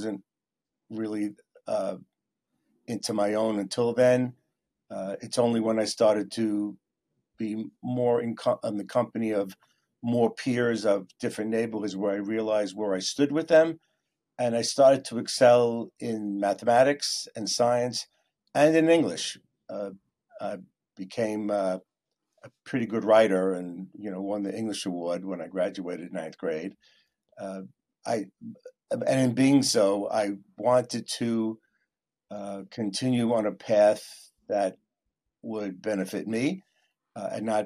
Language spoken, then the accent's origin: English; New York City, New York, United States; growing up in Queens in the 60s and 70s, our neighborhood was generally a blue-collar neighborhood